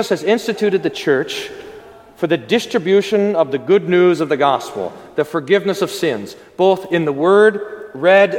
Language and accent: English; United States; we're American